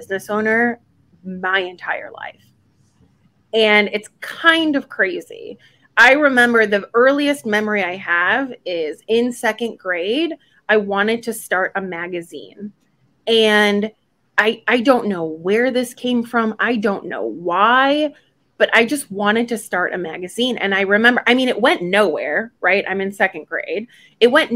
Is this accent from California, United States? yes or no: no; Buffalo, New York, United States; also born or lived in Gdańsk, Poland; still in second and third grade, I grew up in Buffalo, New York